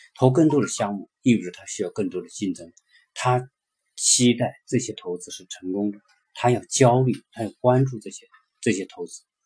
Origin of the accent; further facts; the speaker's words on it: China; 我们作为中国人